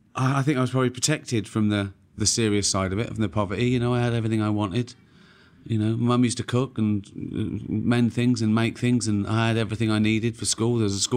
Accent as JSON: {"language": "English", "town": "Reading", "region": "South East England", "country": "United Kingdom", "tie": "born there", "said": "I was born in Whitley Estate in Reading. It was a poor working class estate. I was born in early 60s."}